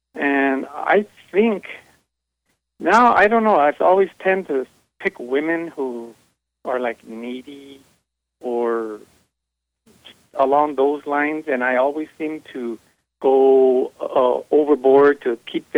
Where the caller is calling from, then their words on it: South Carolina, United States; I'm calling from South Carolina.